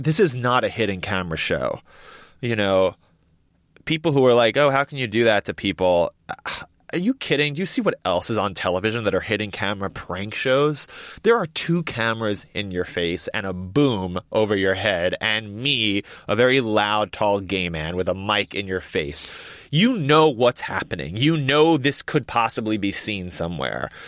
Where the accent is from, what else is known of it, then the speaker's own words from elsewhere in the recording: New York, United States; I grew up in New York, and these are my people